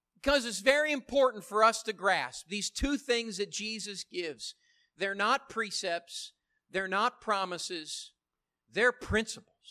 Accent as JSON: {"language": "English", "country": "United States", "said": "I love being an American"}